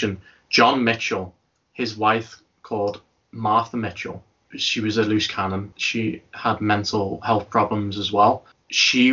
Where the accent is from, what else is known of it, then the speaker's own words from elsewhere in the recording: Liverpool, North West England, United Kingdom; I am from Liverpool